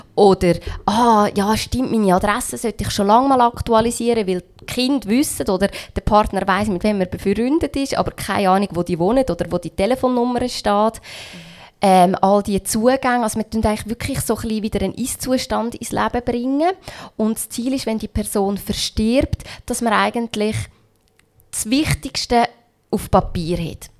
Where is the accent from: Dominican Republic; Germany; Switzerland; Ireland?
Switzerland; ich bin in der Schweiz aufgewachsen